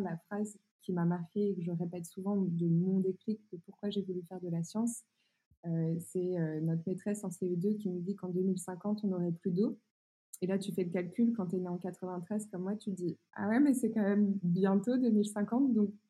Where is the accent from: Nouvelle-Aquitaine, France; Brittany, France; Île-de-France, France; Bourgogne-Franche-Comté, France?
Bourgogne-Franche-Comté, France; Burgundy; now in northern France; moi je viens d'un petit village euh, de 1000 habitants euh, au fin fond de la Bourgogne